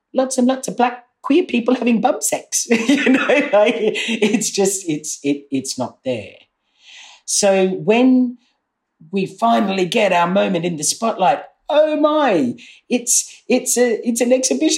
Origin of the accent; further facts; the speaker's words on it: Australia; now in United Kingdom; I grew up in Australia